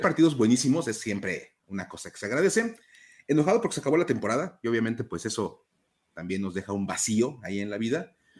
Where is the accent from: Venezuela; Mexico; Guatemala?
Mexico; como mexicanos